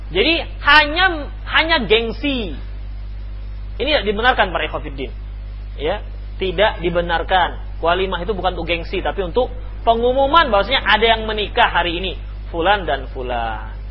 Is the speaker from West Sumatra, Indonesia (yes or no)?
yes; Padang, West Sumatra, Indonesia; ini salah kalau kami orang Padang habis barale habis pesta bayuang baru untuang